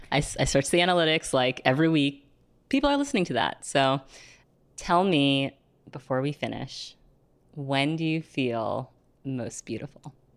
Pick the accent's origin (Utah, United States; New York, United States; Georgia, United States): New York, United States; New York City; Growing up in New York City